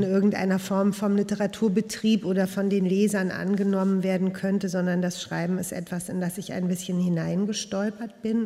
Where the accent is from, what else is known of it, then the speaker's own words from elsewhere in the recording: Berlin, Germany; also born or lived in Prenzlauer Berg, Berlin; Und ich bin in Westberlin geboren und ich bin in Neukölln groß geworden